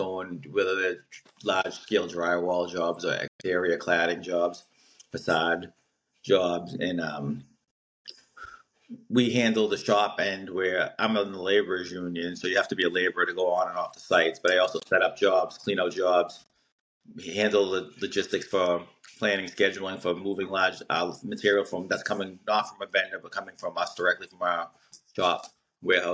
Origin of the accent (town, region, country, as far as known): Everett, United States; born or raised there